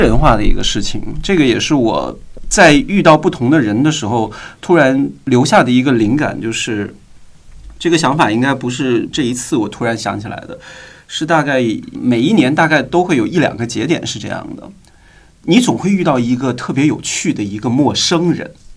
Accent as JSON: {"language": "Chinese", "region": "northern China", "country": "China", "also_born_or_lived": "Guangdong", "moved": "as an adult", "lives_now": "Beijing, China", "said": "我是从广东来到了北京。虽然我是北方人，我已经在广东生活十年了"}